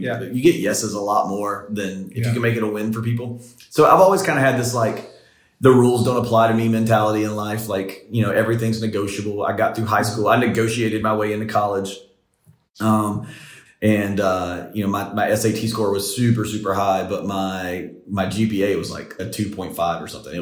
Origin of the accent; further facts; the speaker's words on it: the rural South, United States; I grew up in the South and I grew up in the rural South